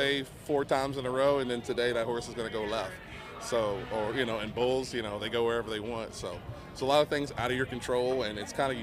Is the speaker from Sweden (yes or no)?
no; Virginia, United States; I grew up in Virginia